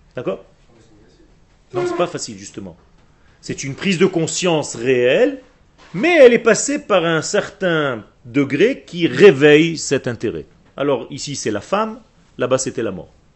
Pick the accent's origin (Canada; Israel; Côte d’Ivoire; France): Israel; French is a second language; le français n'est pas ma langue natale. Je suis israélien de source